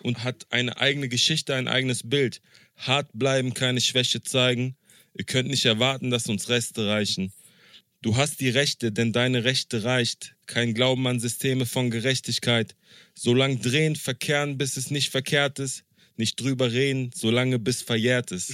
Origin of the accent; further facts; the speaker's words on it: Berlin, Germany; ich als Berliner